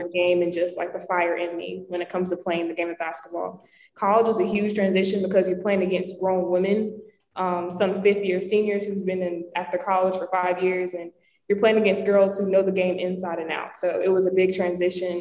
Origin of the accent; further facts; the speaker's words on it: North Carolina, United States; moved away as an adult; now in New Jersey, United States; I'm not originally from New Jersey. I'm from North Carolina, so I'm like 10 hours away from home